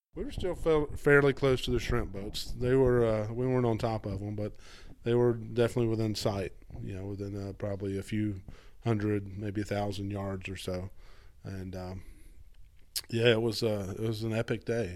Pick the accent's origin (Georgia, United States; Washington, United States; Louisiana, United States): Georgia, United States; Atlanta; moved away as an adult; also born or lived in Florida; I grew up outside Atlanta, Georgia